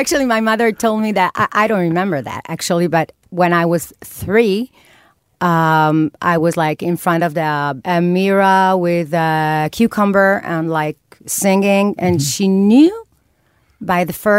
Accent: Netanya, Central District, Israel; I'm from Netanya.

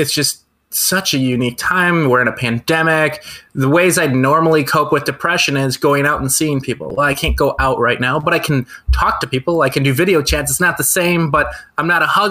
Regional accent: Brookfield, United States; I grew up in Brookfield listening to Kiss FM

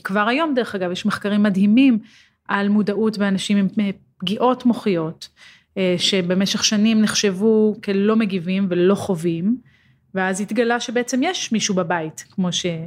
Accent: Israel

